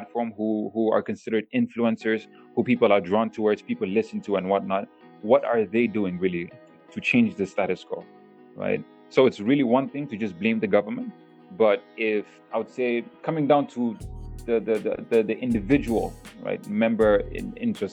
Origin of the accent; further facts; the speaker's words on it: Malaysia; I'm someone who spent my whole life, rather, in Malaysia. I grew up in Malaysia, beautiful country, the people are beautiful over here